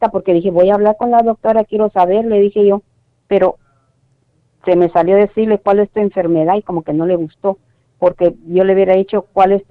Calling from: Las Vegas, Nevada, United States; Soy de Las Vegas, Nevada.

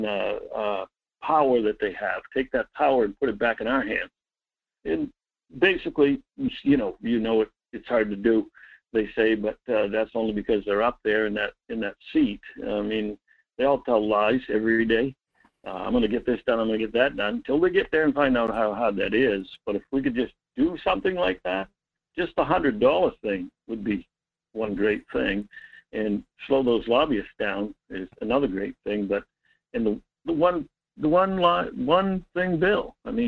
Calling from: Homer, Maine, United States; from Homer.

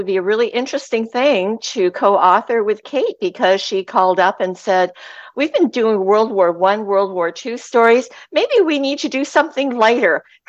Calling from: Sunshine Coast, British Columbia, Canada; I'm calling in from the beautiful Sunshine Coast of British Columbia, Canada

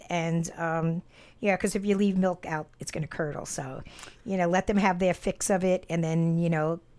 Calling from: Utah, United States; I'm from Utah, and I have been binge listening to your podcast

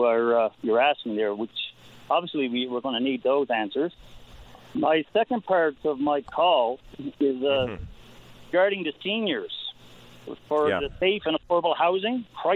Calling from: Newfoundland and Labrador, Canada; I'm calling in from Labrador West.

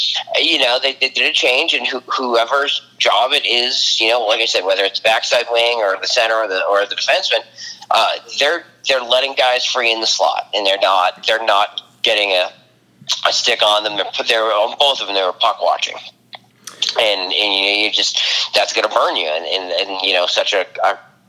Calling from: Palm Beach Gardens, Florida, United States; Palm Beach Gardens, Florida.

